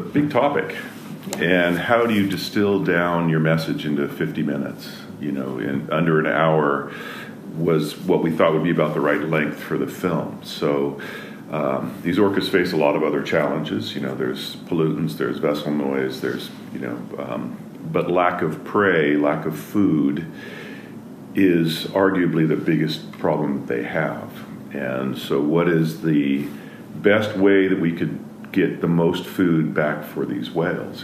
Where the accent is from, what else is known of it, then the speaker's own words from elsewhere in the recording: Eastern Washington, United States; I grew up in Eastern Washington